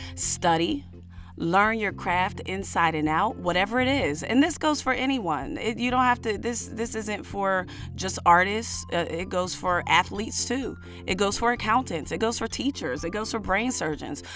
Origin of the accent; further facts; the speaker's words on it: United States; I am an American black woman, an American descendant of slaves